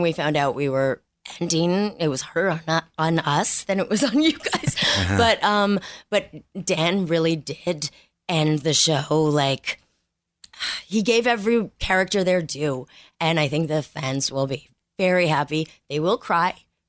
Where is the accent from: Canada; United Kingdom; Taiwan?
Canada; Montreal, Quebec; Montreal. Canadian.